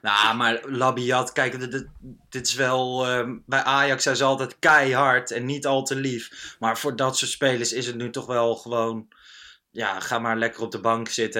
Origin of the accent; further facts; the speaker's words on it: Lochem, Gelderland, Netherlands; moved away; Ik kwam uit uh, Lochem, daar was ik geweest, in de, in de achterhoek waar ik opgegroeid ben.